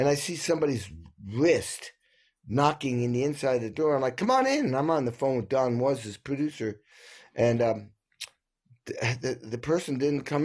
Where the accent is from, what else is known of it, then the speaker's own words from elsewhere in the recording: New England, United States; I grew up in New England and like an old dairy farm